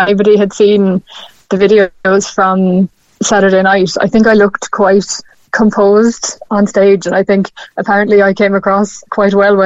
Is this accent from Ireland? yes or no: yes; Douglas, Munster, Ireland; moved away as an adult; now in Galway, Ireland; I'm from Douglas. I've lived in Cork most of my life